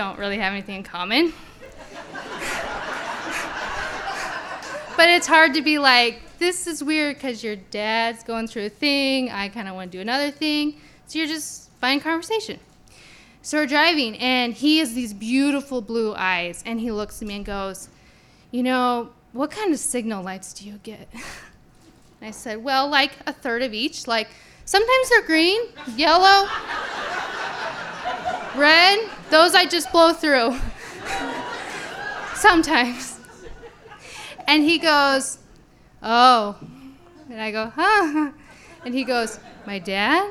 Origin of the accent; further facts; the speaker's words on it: Caldwell, Idaho, United States; I grew up in Caldwell